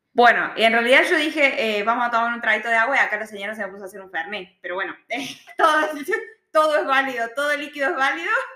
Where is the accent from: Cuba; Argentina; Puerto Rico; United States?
Argentina; moved away as an adult; now in Australia; yo ya me olvido las diferencias con Argentina